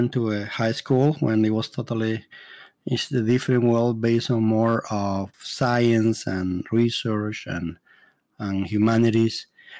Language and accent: English; Santo Domingo, Dominican Republic; accent: Spanish; English is a second language; moved away as an adult; also born or lived in North Carolina, United States; now in Canada; Originally from the Dominican Republic, I was born in Santo Domingo, the oldest city in the Americas. And a long time ago, I was raised as a poor kid